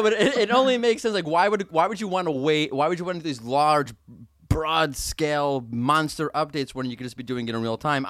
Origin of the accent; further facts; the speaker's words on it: New York, United States; moved away; We're both from New York originally, big Yankees fans